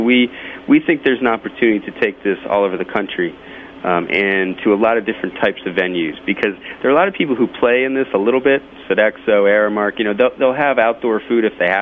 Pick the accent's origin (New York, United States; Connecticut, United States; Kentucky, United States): Connecticut, United States; Hartford; I'm from the Northeast myself. I'm from Hartford, in the next state over